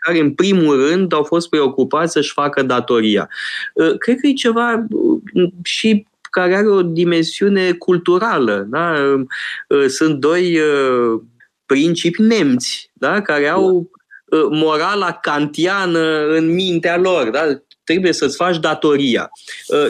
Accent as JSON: {"language": "Romanian", "country": "Romania", "tie": "born or raised there", "said": "măcar eu am crescut în România"}